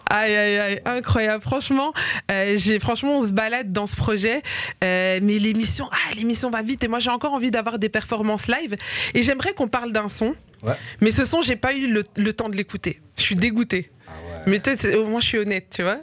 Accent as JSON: {"language": "French", "town": "Liège", "region": "Wallonia", "country": "Belgium", "moved": "as an adult", "lives_now": "Brussels, Belgium", "said": "je suis une liégeoise de base et j'ai été propulsée dans la vie bruxelloise"}